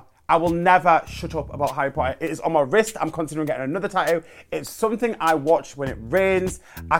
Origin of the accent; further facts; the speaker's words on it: Darlington, North East England, United Kingdom; I'm 30-something years old. I'm from Darlington.